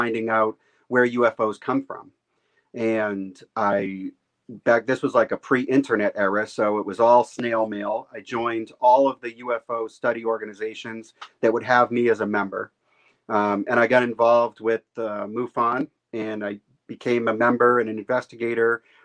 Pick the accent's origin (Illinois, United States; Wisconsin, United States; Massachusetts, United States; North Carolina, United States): Massachusetts, United States; I'm from Massachusetts. I've lived in Massachusetts most of my life